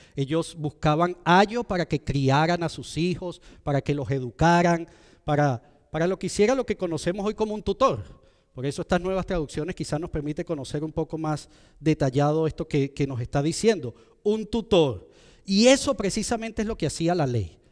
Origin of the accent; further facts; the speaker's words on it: Venezuela; moved away; de donde yo soy en Venezuela